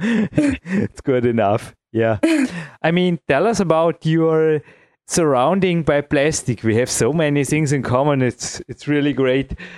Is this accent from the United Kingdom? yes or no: no; Imst, Tyrol, Austria; here in my hometown